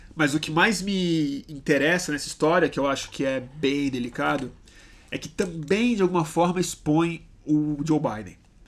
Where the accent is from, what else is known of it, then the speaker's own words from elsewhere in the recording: Brazil; eu sou brasileiro, eu gosto de ser brasileiro